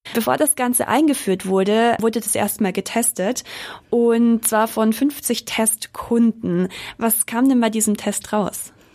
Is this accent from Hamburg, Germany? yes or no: no; Munich, Bavaria, Germany; Ich komme eigentlich aus München